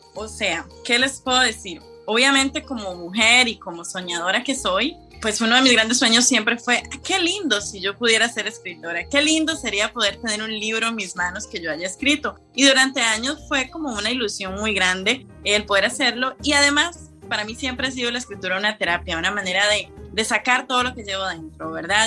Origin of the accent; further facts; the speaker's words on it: Costa Rica; moved away as an adult; now in Switzerland; yo soy costarricense